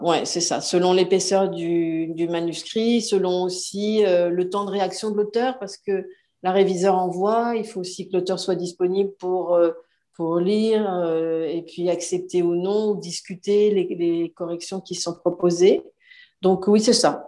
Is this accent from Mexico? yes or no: no; France; moved away as an adult; now in Montreal, Canada; je suis française, comme mon accent le trahit